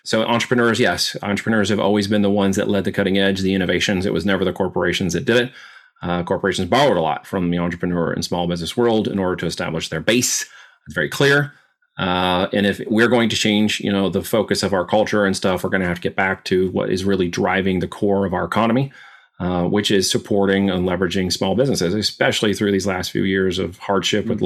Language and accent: English; Oregon, United States; also born or lived in Independence, Missouri / Arizona / New York; now in Missouri, United States; But when I was two, my parents moved to Arizona and we ended up in Oregon.